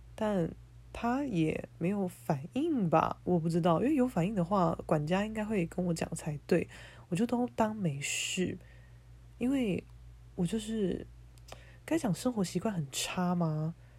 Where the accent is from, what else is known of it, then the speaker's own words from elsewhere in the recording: Keelung, Taiwan; moved away as an adult; now in Taipei, Taiwan; 我现在正在我的老家，基隆家